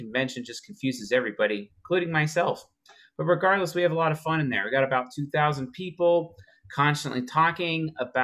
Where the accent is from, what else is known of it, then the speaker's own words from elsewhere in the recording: Seattle, Washington, United States; moved away; I'm from Seattle, even though I don't live there